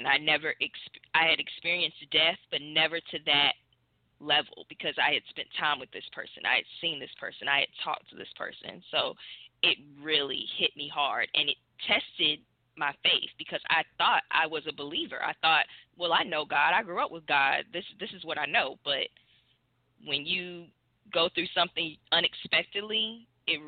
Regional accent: Hopkins, South Carolina, United States; now in Columbia, United States; I am originally from Hopkins, South Carolina

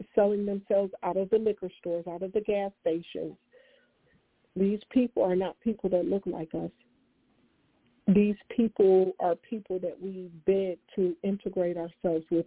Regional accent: Detroit, Michigan, United States; I'm from Detroit, Michigan

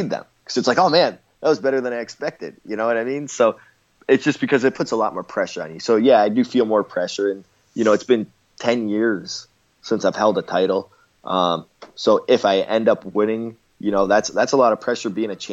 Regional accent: Canada; I'm Canadian

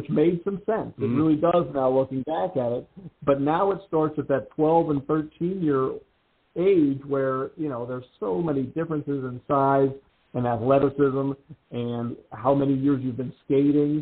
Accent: Pittsburgh, Pennsylvania, United States; I grew up playing hockey in Pittsburgh

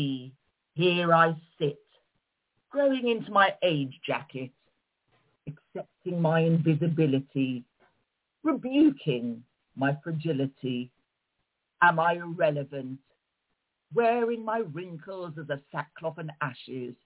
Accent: London, United Kingdom; as my parents were Moroccan immigrants and I was born in London. So, I mean, I grew up with a traditional Moroccan upbringing and I speak the language

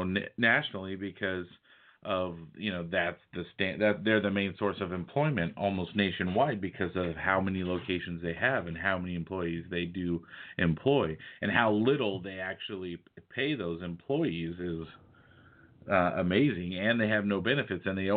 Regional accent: Fresno, California, United States; I lived in California my entire life. Fresno is my hometown

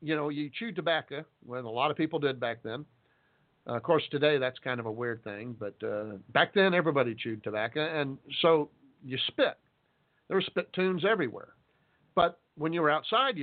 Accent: Texas, United States; I'm a Texan

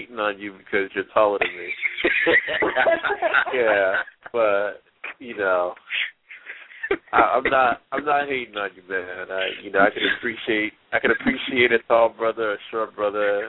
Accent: New Jersey, United States; my hometown in Jersey

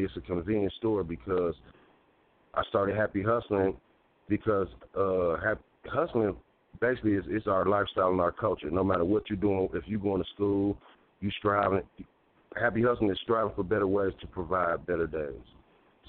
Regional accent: Milwaukee, Wisconsin, United States; I'm born and raised in Milwaukee, 34 years old

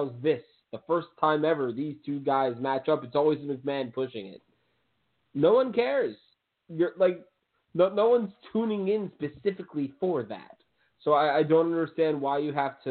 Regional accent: New York, United States

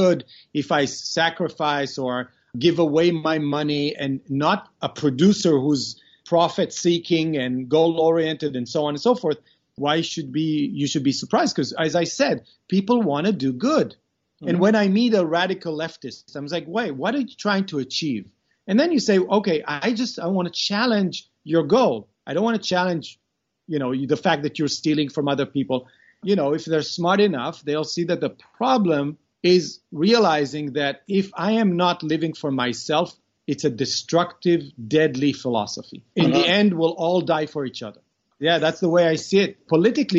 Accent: Israel; also born or lived in Beersheba, Israel; I was born in Beersheba, which is a southern city in Israel. But then at the age of 9, we moved to a kibbutz.

